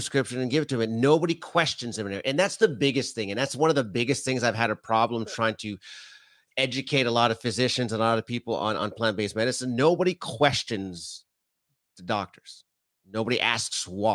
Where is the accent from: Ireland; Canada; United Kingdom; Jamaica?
Canada; being Canadian